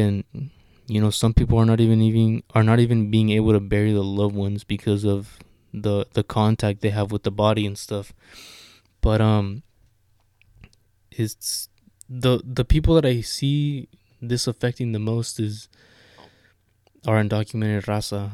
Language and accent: English; Sonoma County, California, United States; I'm from Sonoma County